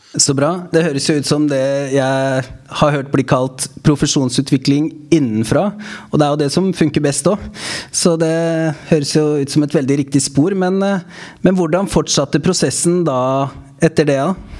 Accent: Stavern, Vestfold, Norway; moved away; Larvik, min hjemkommune. Jeg kommer jo opprinnelig fra Stavern

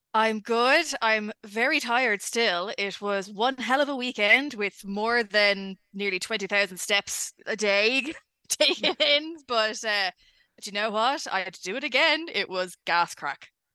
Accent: Ireland; accent: Irish; I'm Irish.

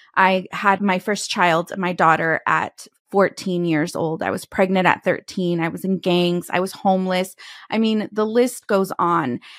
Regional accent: California, United States; moved away as an adult; also born or lived in Texas; back to my home state from Texas, headed to California

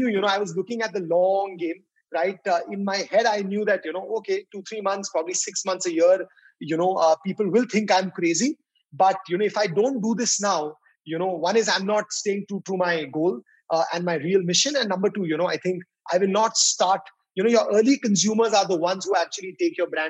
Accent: Delhi, India; I'm born and brought up in Delhi

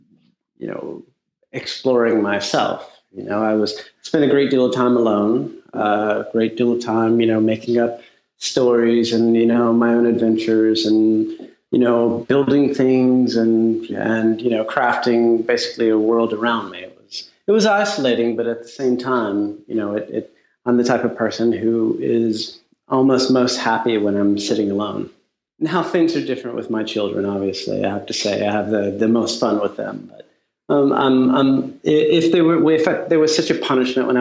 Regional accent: Texas, United States; also born or lived in Houston, Texas / Louisiana; now in New York, United States; I moved back with my mother to Texas. I grew up in a very small town

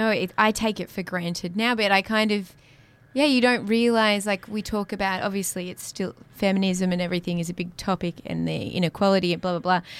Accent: Sydney, New South Wales, Australia; moved away as an adult; also born or lived in Darwin; No, I'm from Sydney, right in the middle

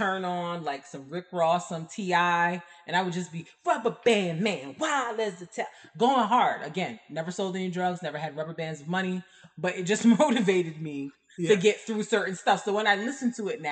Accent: Barbados; now in United States; I did not grow up in America. Like I grew up in Barbados.

